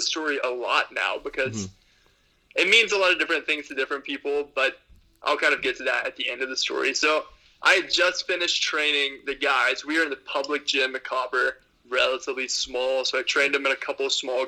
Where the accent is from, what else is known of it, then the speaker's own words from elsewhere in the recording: Texas, United States; I'm from Texas.